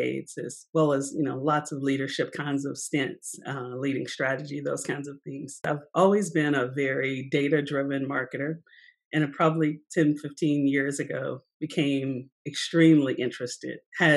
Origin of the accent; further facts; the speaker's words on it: Nashville, Tennessee, United States; moved away as an adult; I am a native Nashvillean, more of a boomerang, but I grew up